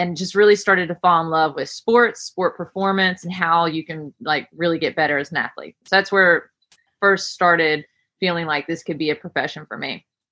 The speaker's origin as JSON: {"language": "English", "town": "Camp Creek", "region": "West Virginia", "country": "United States", "tie": "born or raised there", "moved": "yes", "said": "I am born and raised in Camp Creek, West Virginia, which is a super small town."}